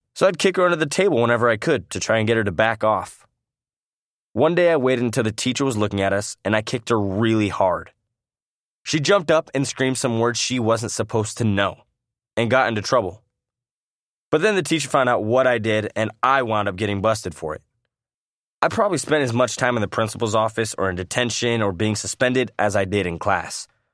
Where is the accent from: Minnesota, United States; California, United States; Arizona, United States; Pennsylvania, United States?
California, United States; San Clemente; also born or lived in Iowa; I was born in Iowa and raised in San Clemente, California